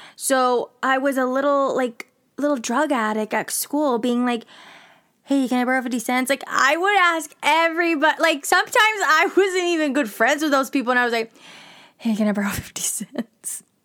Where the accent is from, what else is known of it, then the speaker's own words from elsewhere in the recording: Rio Grande Valley, Texas, United States; I was born and raised in the Rio Grande Valley, which is literally the most southmost part of Texas that borders Mexico and the U S